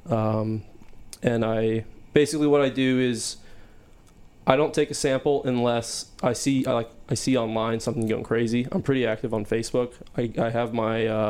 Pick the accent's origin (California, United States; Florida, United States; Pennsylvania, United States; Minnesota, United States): Florida, United States; Fort Lauderdale; also born or lived in St. Petersburg, Florida; after I graduated from school, I moved back to Fort Lauderdale